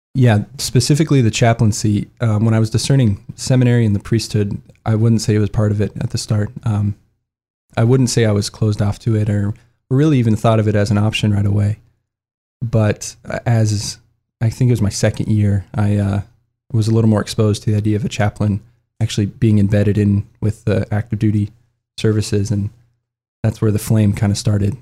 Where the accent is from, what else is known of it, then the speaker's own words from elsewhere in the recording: Lincoln, Nebraska, United States; I'm originally from Lincoln, Nebraska. I'm the fourth of five kids, but mom and dad uh, they yeah they raised us all Catholic. We're actually two blocks away from our church and our school. Um, so yeah, I, I grew up going to Catholic schools